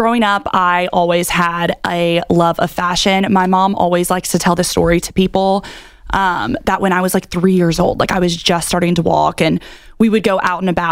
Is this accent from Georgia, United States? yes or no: yes; Augusta, Georgia, United States; now in Charleston, United States; I'm from Augusta, Georgia